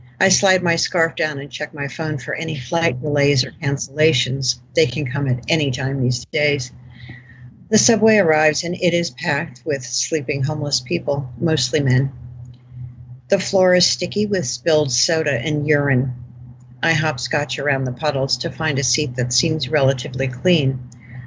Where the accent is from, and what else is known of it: Rye, New York, United States; born or raised there